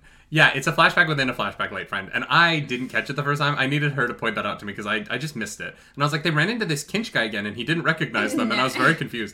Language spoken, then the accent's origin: English; Midwest, United States; We grew up in the Midwest. There's nothing to do.